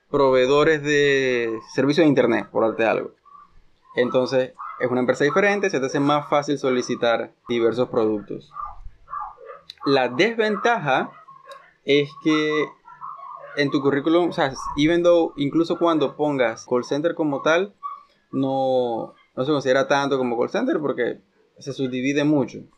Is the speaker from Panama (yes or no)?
yes; Panama